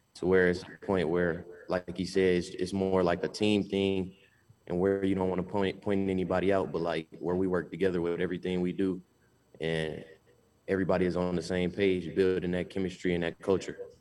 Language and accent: English; Albany, Georgia, United States; moved away as an adult; now in Akron, United States; I'm from Albany, Georgia, 13 hours away from here